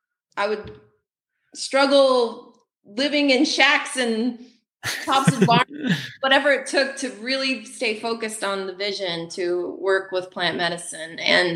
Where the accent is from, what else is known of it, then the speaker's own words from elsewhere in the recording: the South, United States; But the winters were a little rough for me growing up in the South. I wanted to get back to the South